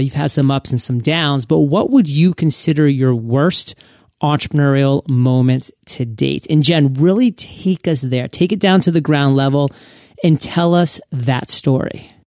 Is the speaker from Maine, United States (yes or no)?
yes; Maine, United States; also born or lived in Providence, Rhode Island / Boston, Massachusetts; now in West Coast, United States; I grew up in Maine, went to Providence College in Rhode Island, actually lived in Boston